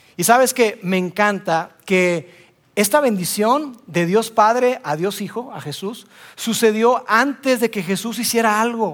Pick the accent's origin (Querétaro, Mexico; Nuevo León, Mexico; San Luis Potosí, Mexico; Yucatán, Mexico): Nuevo León, Mexico; Monterrey; Soy regio